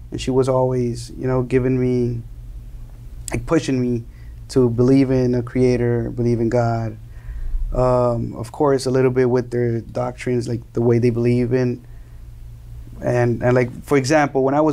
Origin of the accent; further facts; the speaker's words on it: Miami, Florida, United States; also born or lived in Colombia / New Jersey / New York; Okay, so I was born in Miami. Two two weeks later, I went back to Colombia with my mother and father somehow, and and I lived there until I was four years old.